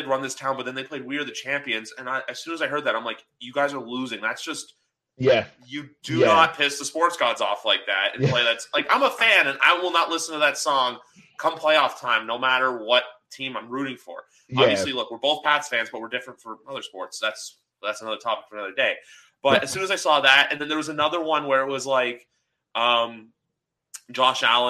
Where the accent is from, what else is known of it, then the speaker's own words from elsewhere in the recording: Canada; I'm Canadian